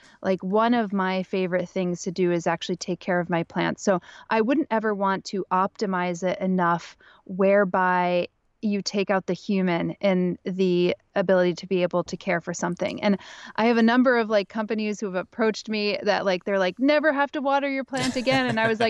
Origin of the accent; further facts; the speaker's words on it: Pennsylvania, United States; now in Brooklyn, United States; I grew up in Northeastern Pennsylvania